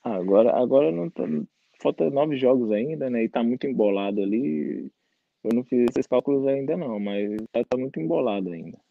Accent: Goiânia, Goiás, Brazil; moved away; also born or lived in Brasília / Belo Horizonte; eu nasci em Brasília, mas morei, fui para Goiânia novo e depois fui para Belo Horizonte. fiquei em Belo Horizonte quatro anos

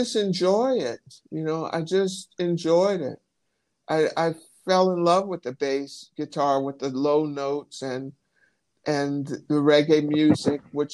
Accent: Michigan, United States; I'm from Michigan

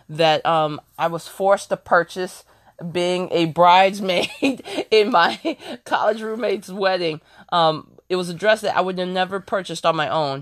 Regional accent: Ohio, United States; moved away; also born or lived in New York City; I'm originally from Ohio, but I did, I, I did live in New York for ten years

